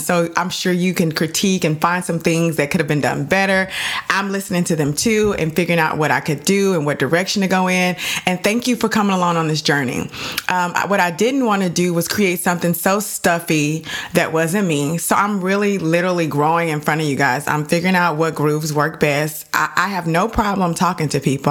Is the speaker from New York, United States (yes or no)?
no; Dallas, Texas, United States; I'm from Dallas